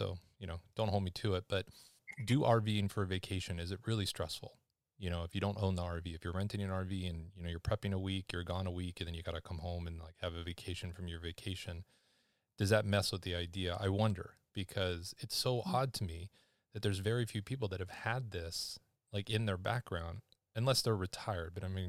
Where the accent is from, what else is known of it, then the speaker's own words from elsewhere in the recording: Seattle, Washington, United States; born there; Fun fact, I was born in Seattle.